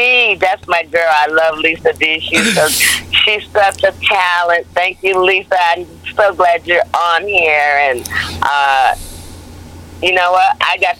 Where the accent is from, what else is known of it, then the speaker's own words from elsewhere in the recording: Hartford, Connecticut, United States; You know, I grew up in Hartford, Connecticut, and I love being on the East Coast.